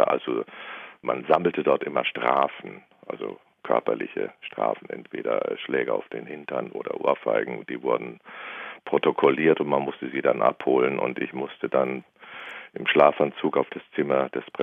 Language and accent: German; Northern Germany, Germany; now in Bavaria, Germany; vor allem ich als Norddeutscher in Bayern, habe ich mich natürlich erstmal ganz fürchterlich fremd gefühlt.